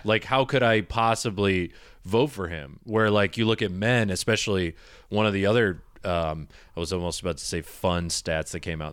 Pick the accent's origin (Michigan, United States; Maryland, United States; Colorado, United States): Michigan, United States; moved away; also born or lived in Ohio; I was in Ohio, I grew up in Michigan